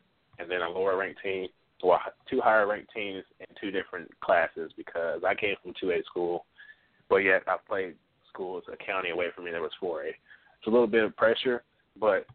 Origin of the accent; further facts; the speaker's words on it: Kentucky, United States; I'm from Kentucky school